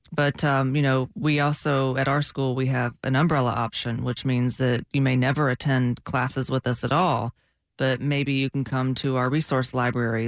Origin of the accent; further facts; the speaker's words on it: Georgia, United States; now in Florida, United States; I'm from Georgia